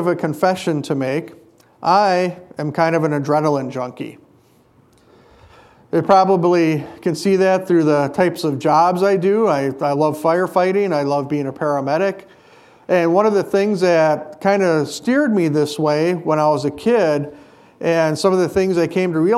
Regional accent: Hayward, Wisconsin, United States; when I was a kid, growing up in Hayward, we had something called the Muskie Festival

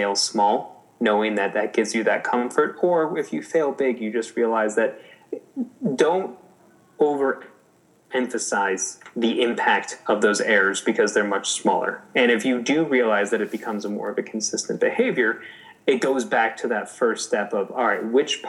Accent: Chicago, Illinois, United States; moved away; I'm originally a Chicagoan

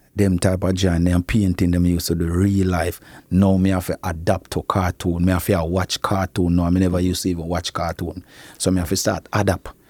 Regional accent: Clarendon, Jamaica; also born or lived in Kingston, Jamaica; my father end up bring me, go to Clarendon, go stay with my grandmother

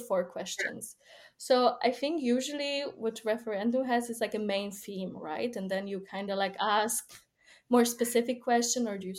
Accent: Poland; born or raised there

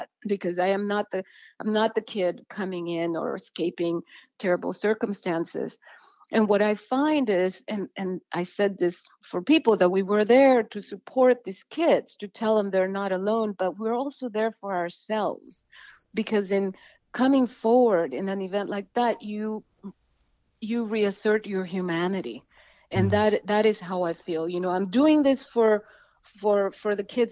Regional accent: El Salvador; now in Washington, United States; I come from El Salvador

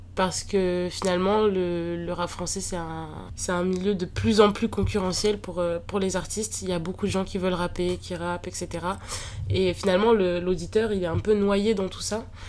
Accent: Tours, Centre-Val de Loire, France; moved away as an adult; now in Paris, France; je viens de Tours

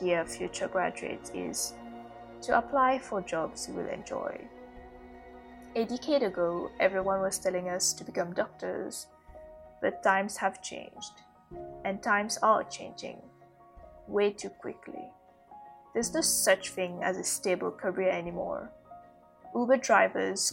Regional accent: Mauritius; moved away as an adult; also born or lived in Malaysia; in Mauritius, in my home country. I had to move back in with my family.

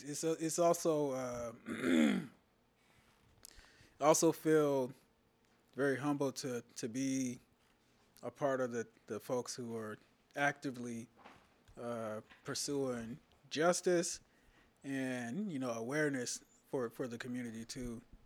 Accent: Sherman, Texas, United States; moved away; also born or lived in Los Angeles, California; I was originally from Texas

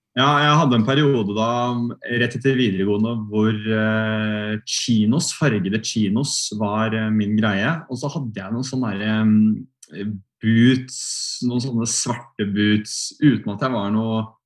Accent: Sandefjord, Vestfold, Norway; moved away as an adult; also born or lived in Volda; jeg kommer fra Sandefjord

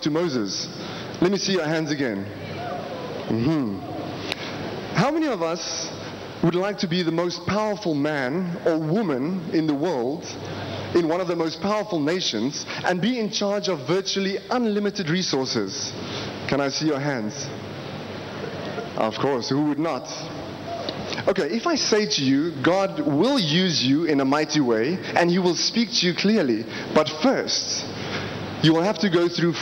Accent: South Africa; I am from South Africa.

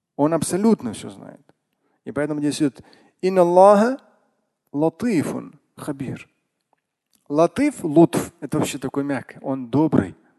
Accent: Russia; я как россиянин во всех поколениях

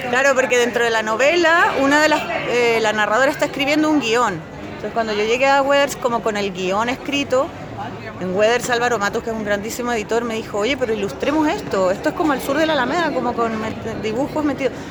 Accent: Venezuela; also born or lived in Spain; now in Chile; Yo crecí en Venezuela

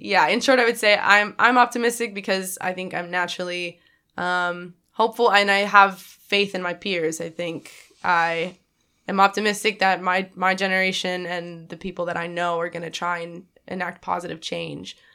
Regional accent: Dallas, Texas, United States; moved away as an adult; I'm originally from Dallas, Texas

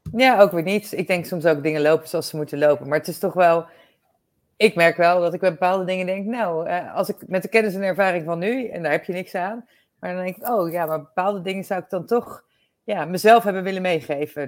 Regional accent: Netherlands; we zijn daar natuurlijk als Nederlanders best wel een bijzonder volkje

